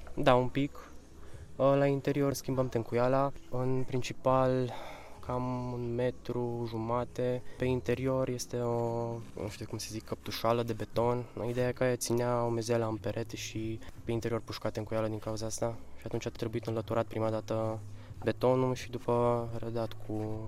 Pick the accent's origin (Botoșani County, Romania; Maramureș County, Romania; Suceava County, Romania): Maramureș County, Romania; Baia Mare; moved away as an adult; now in Cluj-Napoca, Romania; 23 de ani și vin din Baia Mare, studiez la Cluj, tot arhitectura